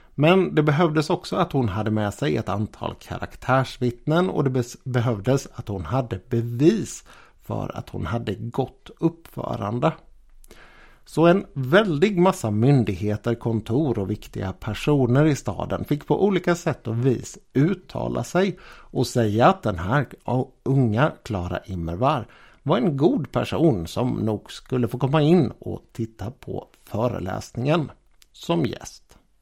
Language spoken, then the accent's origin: Swedish; Gothenburg, Västra Götaland, Sweden; Det fanns här i min hemstad faktiskt en skola som hette den Storkenfeldtska